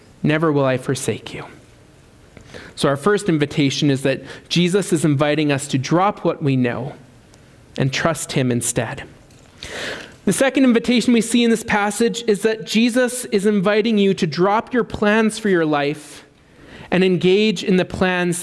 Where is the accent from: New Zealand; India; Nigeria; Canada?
Canada; Swift Current, Saskatchewan; also born or lived in Amsterdam; I'm staying in Swift Current my whole life